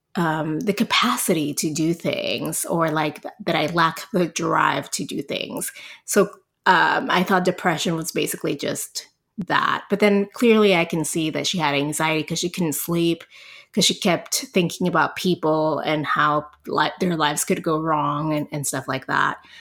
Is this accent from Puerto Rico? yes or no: yes; Puerto Rico; moved away as an adult; also born or lived in El Paso, Texas; now in San Antonio, United States; I'm originally from Puerto Rico. I grew up, i, you know, in Puerto Rico up to when I was twenty-four